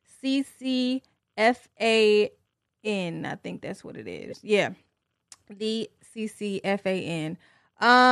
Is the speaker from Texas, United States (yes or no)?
no; Tennessee, United States; born or raised there; also born or lived in Detroit, Michigan / Franklin, Tennessee